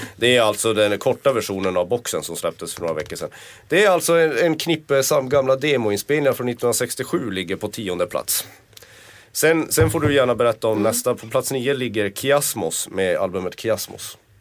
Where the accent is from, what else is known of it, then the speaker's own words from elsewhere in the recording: Kiruna, Norrbotten County, Sweden; Jag är född och uppvuxen i Kiruna